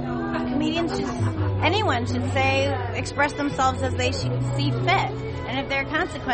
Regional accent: Boston, Massachusetts, United States; We're from Boston.

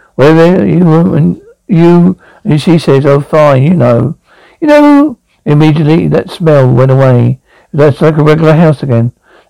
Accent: Brooklyn, New York, United States; now in Homestead, United States; I grew up in Brooklyn, New York. I started working from Port Authority Police.

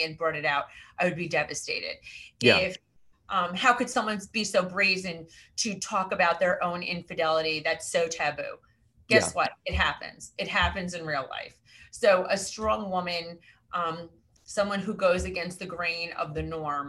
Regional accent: Westchester, New York, United States; now in New Jersey, United States; I am from Westchester originally.

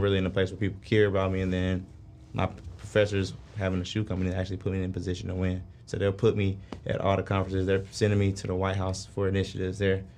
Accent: Atlanta, Georgia, United States; I'm from Atlanta, born and raised

